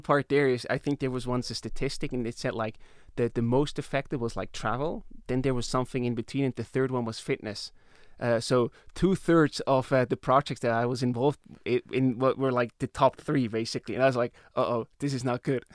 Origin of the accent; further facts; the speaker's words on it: Emmental Valley, Bern, Switzerland; I grew up in the Emmental Valley